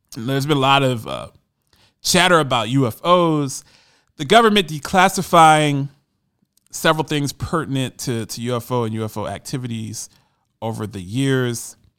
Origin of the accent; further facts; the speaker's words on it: Columbus, Ohio, United States; my hometown of Columbus, Ohio